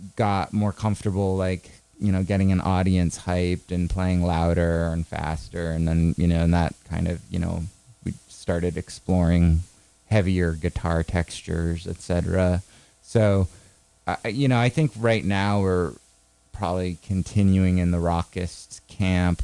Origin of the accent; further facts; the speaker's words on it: Maine, United States; We're from Maine